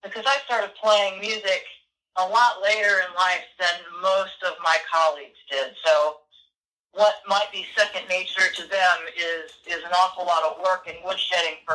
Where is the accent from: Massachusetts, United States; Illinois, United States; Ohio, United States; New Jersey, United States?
Ohio, United States; moved away; I grew up in Ohio, and we went to see the Cleveland Symphony